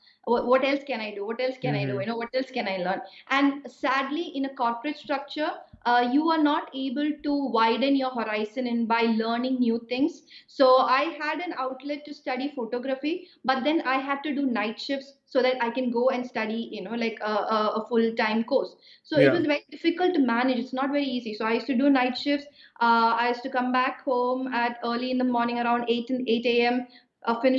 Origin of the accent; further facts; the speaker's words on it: Kerala, India; moved away as an adult; now in Italy; my hometown in Kerala, in the south of India.